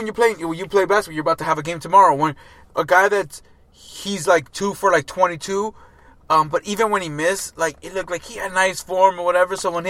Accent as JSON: {"language": "English", "country": "United States", "said": "like I am American."}